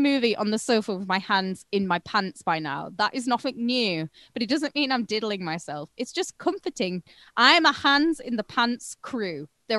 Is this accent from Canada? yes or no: no; United Kingdom; The fact that it was free to me as a British person